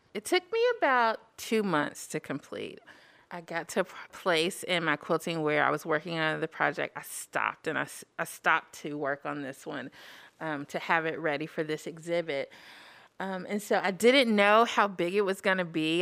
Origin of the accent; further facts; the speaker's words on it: Huntsville, Alabama, United States; now in Madison, United States; I'm originally from Huntsville, Alabama, currently residing in Madison